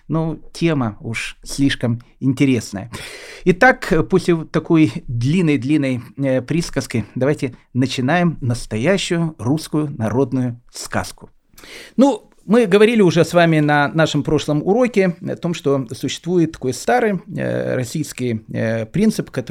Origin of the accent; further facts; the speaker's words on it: Kyiv, Ukraine; У меня спросили, откуда я приехал. Я сказал, что я приехал из города Киева.